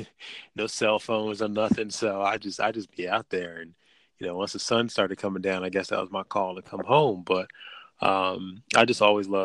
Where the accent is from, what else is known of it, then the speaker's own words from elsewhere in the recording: Philadelphia, Pennsylvania, United States; moved away as an adult; now in Maryland, United States; So I'm originally from Philly. Was born in like North Philly, and family's still up there. And then I moved actually out to the county right outside of Philly.